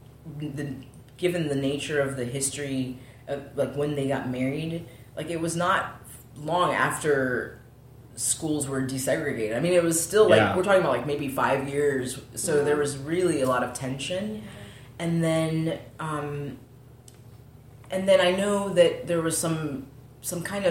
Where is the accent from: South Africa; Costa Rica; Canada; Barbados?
Costa Rica; moved away as an adult; also born or lived in California, United States; now in United States; My mom is African American. My dad's white. And then when I was a year and a half old, we moved to Costa Rica. And so I grew up in Costa Rica.